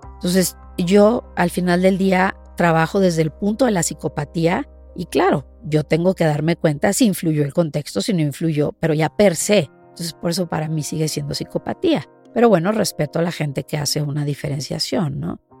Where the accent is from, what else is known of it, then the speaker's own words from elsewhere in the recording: Mexico; moved away; el poder llegar a mi país y el poder hacer investigación en mi país